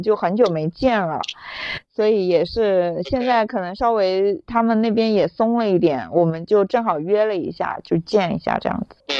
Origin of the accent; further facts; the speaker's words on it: Anhui, China; moved away as an adult; now in Hong Kong; 我是安徽人